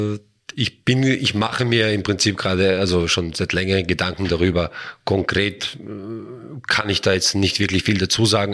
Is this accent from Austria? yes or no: yes; Vienna, Austria; also born or lived in Traiskirchen; now in Wels, Austria; komme ich ursprünglich aus Wien